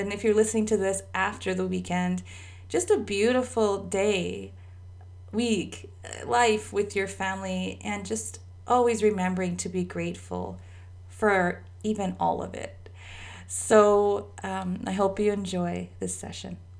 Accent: Canada; I'm Canadian

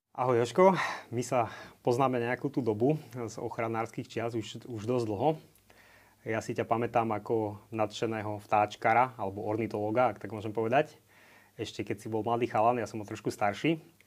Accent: Liptov, Žilina Region, Slovakia; som z Liptova, eh, v nadmorskej výške 800 metrov

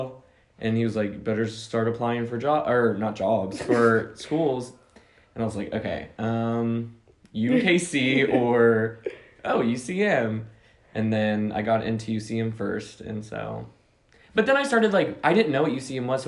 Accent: Blue Springs, Missouri, United States; I am from Kansas City, Missouri, Blue Springs

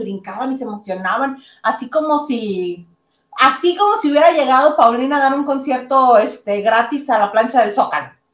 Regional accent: Mexico; Nosotros como mexicanos

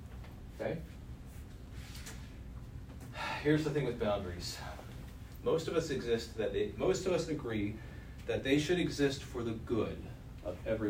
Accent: Stamford, Connecticut, United States; Whether I'm spending Shabbat in Washington, D.C., or in my hometown of Stamford, Connecticut

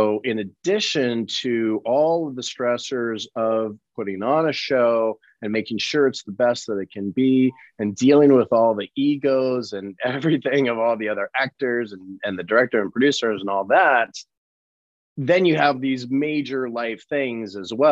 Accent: Colorado, United States; I was born and raised in Colorado.

